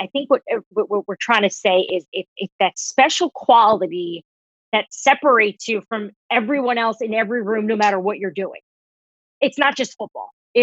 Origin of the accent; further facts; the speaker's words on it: New Jersey, United States; I'm from New Jersey